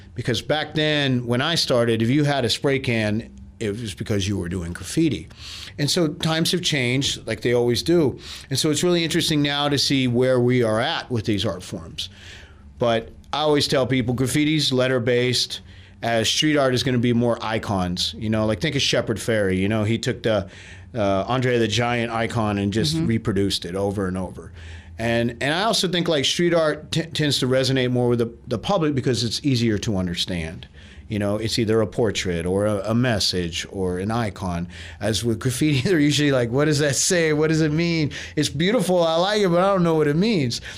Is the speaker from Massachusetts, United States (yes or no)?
no; Austin, Texas, United States; I'm from Austin. I grew up here